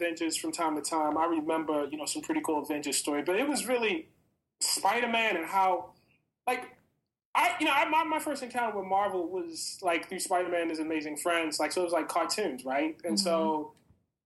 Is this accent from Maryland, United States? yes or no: yes; Baltimore, Maryland, United States; I was growing up in West Baltimore at that point in time